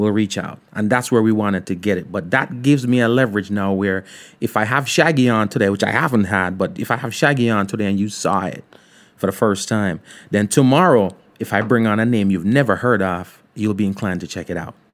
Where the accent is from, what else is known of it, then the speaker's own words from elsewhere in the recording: Ocho Rios, Saint Ann, Jamaica; I grew up in Ocho Rios.